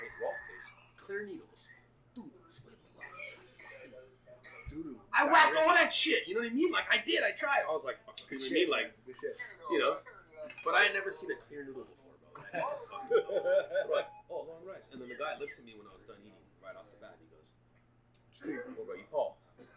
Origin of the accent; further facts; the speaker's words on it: California, United States; now in Hawaii, United States; I was born in California